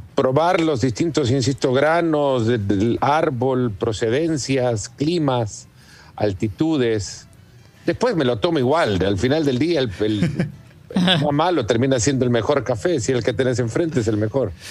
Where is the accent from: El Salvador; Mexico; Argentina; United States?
El Salvador; mi padre eh, tiene una plantación de café desde hace muchos años en El Salvador, de donde soy, mm. y crecí con la cultura del café desde muy pequeño